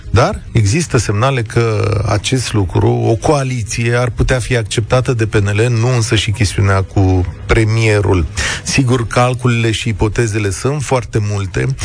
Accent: Vaslui, Vaslui County, Romania; eu sunt născut la Vaslui

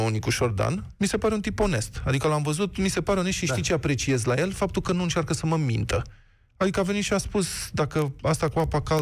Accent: Piatra Neamț, Neamț County, Romania; Din Piatra Neam.

